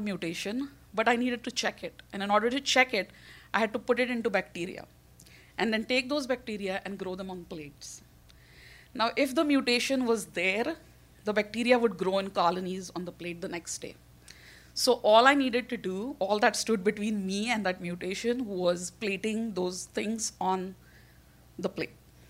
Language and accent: English; India; now in New York, United States; I'm Indian